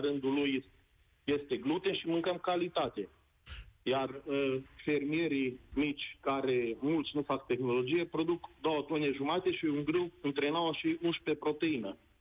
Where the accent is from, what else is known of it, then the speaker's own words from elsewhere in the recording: around Cluj, Transylvania, Romania; sunt Ardelean, vorbesc din jurul Clujului